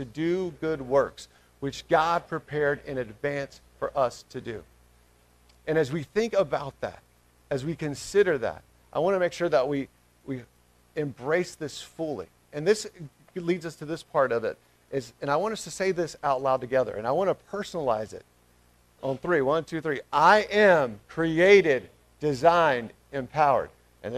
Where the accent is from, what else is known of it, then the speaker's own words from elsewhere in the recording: Smyrna, United States; moved away; Smyrna First Baptist, which is my hometown where I'm from